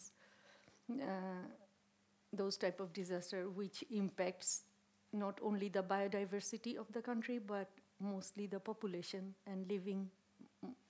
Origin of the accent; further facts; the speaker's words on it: Bangladesh; English is a second language; now in Sweden; Originally, I'm from Bangladesh